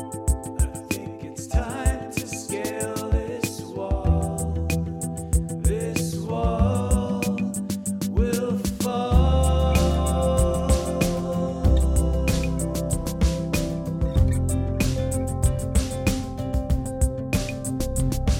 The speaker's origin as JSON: {"language": "English", "town": "Calgary", "region": "Alberta", "country": "Canada", "tie": "born or raised there", "moved": "as an adult", "lives_now": "North Vancouver, Canada", "said": "resides in North Vancouver and was born and raised in Calgary, Alberta for much of my life"}